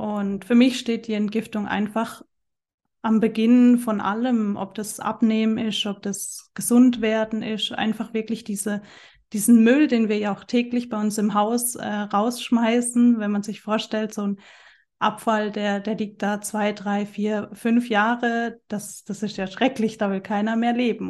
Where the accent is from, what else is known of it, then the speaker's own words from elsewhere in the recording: Germany; also born or lived in Central Switzerland; now in Switzerland; ich wohne in der Zentralschweiz, komme aber ursprünglich aus Deutschland